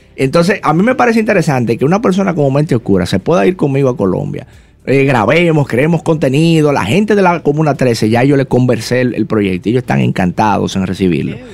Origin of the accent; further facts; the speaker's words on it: Dominican Republic; hay tantos barrios en mi país que tienen potencial